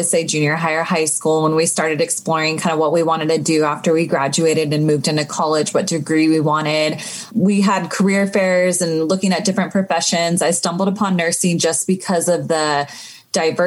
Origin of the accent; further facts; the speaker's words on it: Sacramento, California, United States; also born or lived in Los Angeles; I grew up in Sacramento